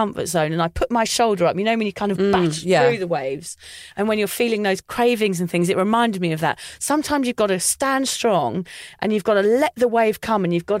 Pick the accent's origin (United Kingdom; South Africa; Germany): United Kingdom; England; moved away; obviously I'm English.